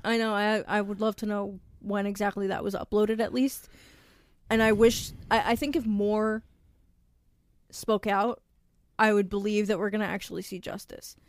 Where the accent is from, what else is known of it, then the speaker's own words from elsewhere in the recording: New York, United States; also born or lived in Long Island; I'm from Swamp East, which is New York.